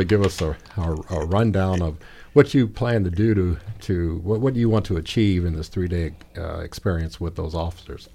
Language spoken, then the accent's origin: English; Gary, Indiana, United States; now in Bloomington, United States; I grew up in Gary